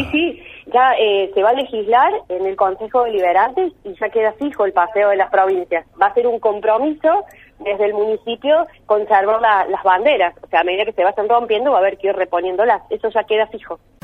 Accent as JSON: {"language": "Spanish", "country": "Argentina", "said": "como argentinos"}